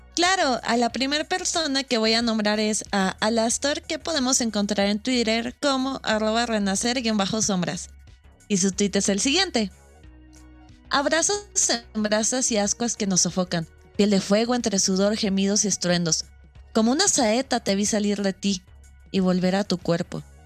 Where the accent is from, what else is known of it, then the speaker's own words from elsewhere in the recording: Mexico; Nosotros como mexicanos